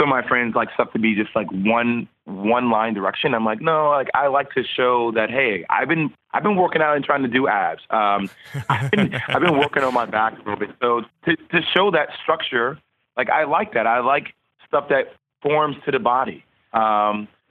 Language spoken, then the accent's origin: English; United States; moved away; also born or lived in the South / Durham, North Carolina; I'm from New Jersey, New York